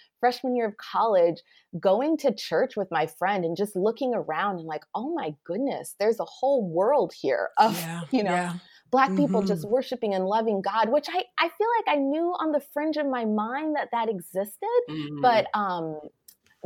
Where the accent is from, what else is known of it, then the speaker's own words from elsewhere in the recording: Anchorage, Alaska, United States; moved away as an adult; also born or lived in Cape Town, South Africa; where I grew up in Anchorage, it is a predominantly white community